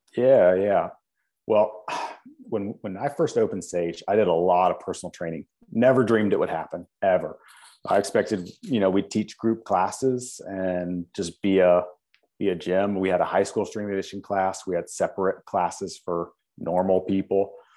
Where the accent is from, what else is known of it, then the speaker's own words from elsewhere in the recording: Winston-Salem, North Carolina, United States; being that I'm from Winston-Salem, being that, you know, we, I played high school sports here